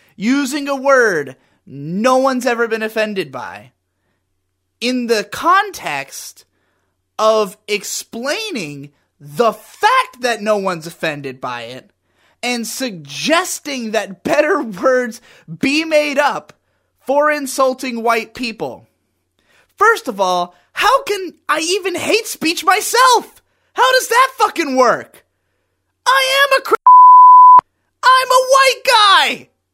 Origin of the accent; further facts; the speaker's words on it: United States; I am as thoroughly American and white as you can possibly be